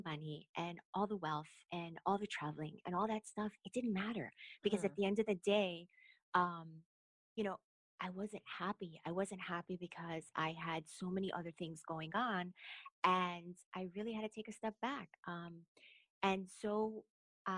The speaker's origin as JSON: {"language": "English", "town": "Chicago", "region": "Illinois", "country": "United States", "tie": "born or raised there", "moved": "as an adult", "said": "I grew up in the west side of Chicago, Humboldt Park area"}